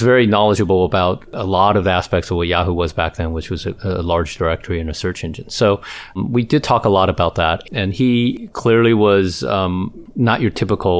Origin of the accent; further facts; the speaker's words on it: Taiwan; now in United States; Well, you know, I was born and raised in Taiwan, as you well know, Hans. And and since I came to the U.S., I never went back to Asia very often.